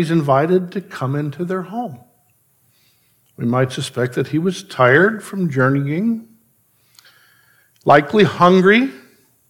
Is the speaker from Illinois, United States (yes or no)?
yes; Chicago, Illinois, United States; growing up in Chicago, having an extended family in Chicago